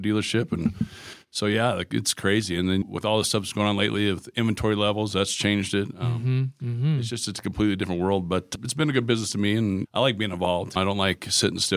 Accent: Casper, Wyoming, United States; moved away as an adult; also born or lived in Cheyenne, Wyoming / Colorado; now in Lander, United States; I was born in Cheyenne, but grew up in Casper.

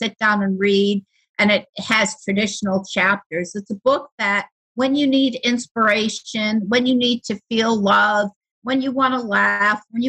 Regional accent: Buffalo, New York, United States; I'm from Buffalo, New York

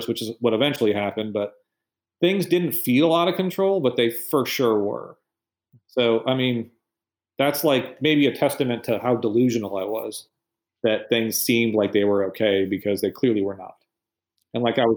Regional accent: Michigan, United States; moved away as an adult; I'm from Michigan

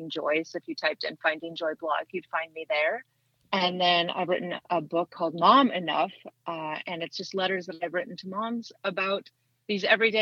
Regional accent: Minnesota, United States; moved away as an adult; now in Tennessee, United States; So I grew up in Minnesota. I lived there for 40 years.

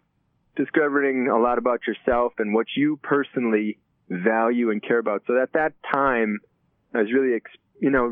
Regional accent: Chisago Lakes, Minnesota, United States; I grew up north of the Twin Cities in a small town called Chisago Lakes.

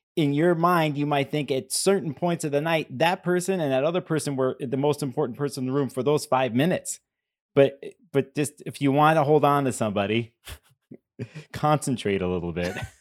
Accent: Chicago, Illinois, United States; I grew up in Chicago

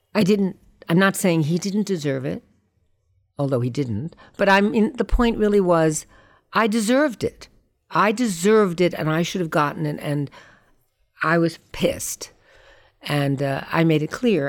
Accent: New York, United States; I grew up on the Lower East Side

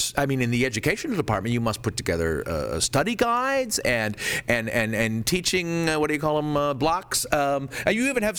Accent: California, United States; I'm from California, and I've known that all my life.

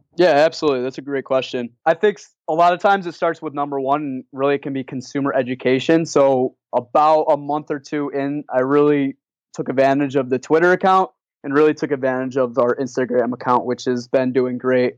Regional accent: Rochester, New York, United States; also born or lived in Plattsburgh, New York; I grew up in Rochester, which is in Western New York, in between Syracuse and Buffalo.

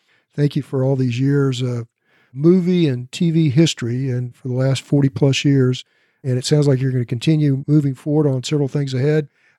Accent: Elk City, Oklahoma, United States; now in Edmond, United States; my hometown of Elk City, Oklahoma.

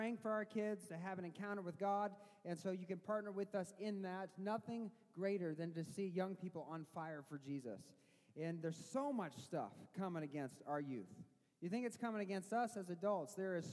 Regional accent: Missouri, United States; now in Michigan, United States; I didn't grow up in Michigan. I grew up in Missouri

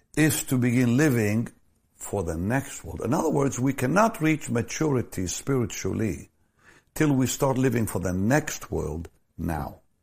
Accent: Israel; moved away; I was born in Israel

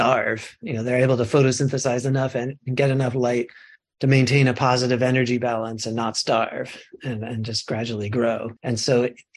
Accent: Connecticut, United States; now in California, United States; I grew up in Connecticut

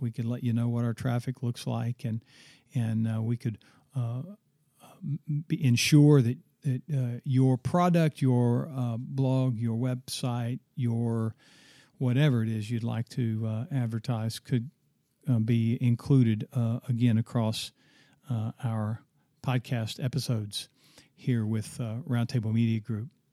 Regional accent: Oklahoma, United States; my home state

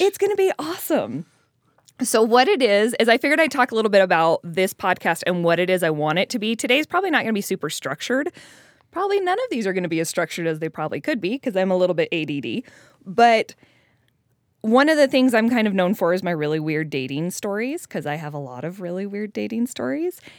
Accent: Colorado, United States; moved away; I'm from Colorado originally, where there's no mid singles.

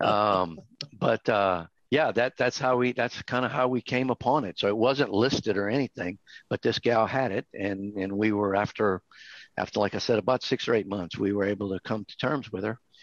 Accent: South Louisiana, United States; now in Hot Springs Village, United States; I'm from South Louisiana

